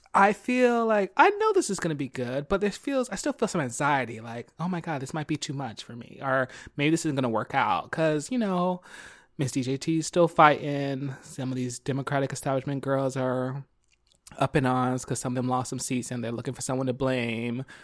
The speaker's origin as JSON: {"language": "English", "town": "Philadelphia", "region": "Pennsylvania", "country": "United States", "moved": "yes", "lives_now": "California, United States", "said": "I'm from Philly, two one five"}